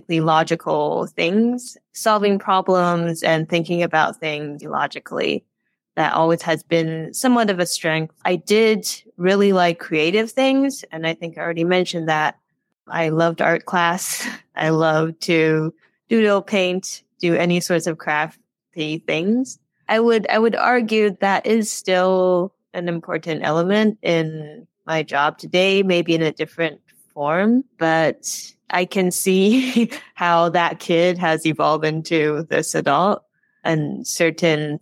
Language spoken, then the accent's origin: English; Taiwan; moved away as an adult; also born or lived in United States / California / Zurich; now in Chicago, United States; I grew up in Taiwan. I mostly grew up in Taiwan. I was born in the States, but I went back when I was three